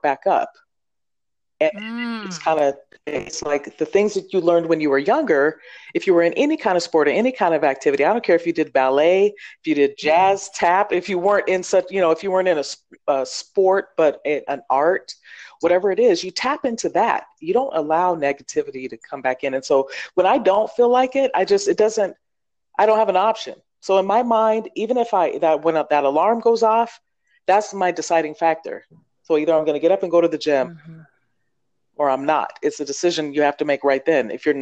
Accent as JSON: {"language": "English", "region": "Oregon", "country": "United States", "tie": "born or raised there", "said": "I grew up in Oregon."}